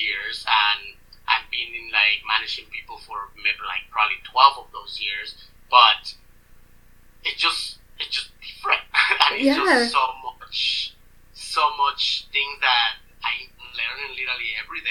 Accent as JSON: {"language": "English", "region": "Mexico City", "country": "Mexico", "tie": "born or raised there", "moved": "yes", "lives_now": "Edmonton, Canada", "said": "we are from Mexico City"}